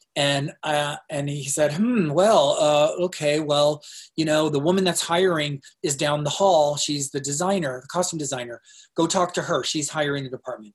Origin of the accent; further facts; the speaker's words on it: Tempe, Arizona, United States; also born or lived in North Dakota; I'm from Arizona, and uh, in Tempe